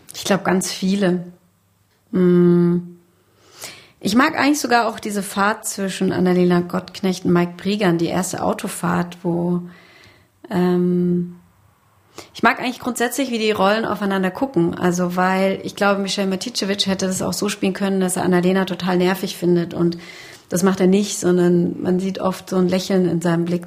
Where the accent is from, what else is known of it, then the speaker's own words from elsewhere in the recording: western Germany, Germany; ich bin aus dem Westen